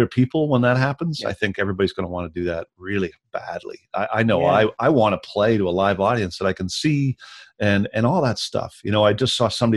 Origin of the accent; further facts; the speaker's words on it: Victoria, British Columbia, Canada; moved away as an adult; also born or lived in Vancouver / Ontario; my hometown, in Victoria